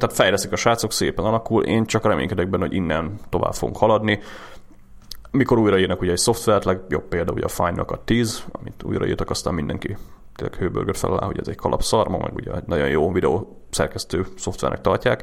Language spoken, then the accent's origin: Hungarian; Hungary; magyarok vagyunk